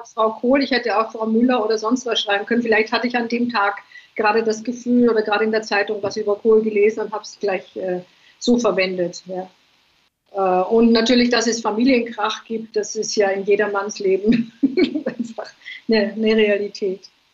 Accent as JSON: {"language": "German", "region": "Vienna", "country": "Austria", "tie": "born or raised there", "also_born_or_lived": "England", "moved": "yes", "lives_now": "Ibiza, Spain", "said": "Ich bin eine Wienerin eigentlich"}